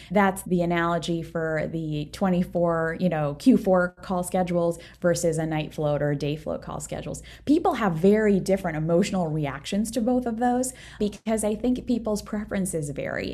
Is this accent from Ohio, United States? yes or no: no; Maryland, United States; moved away as an adult; also born or lived in Saint Louis; I'm from Maryland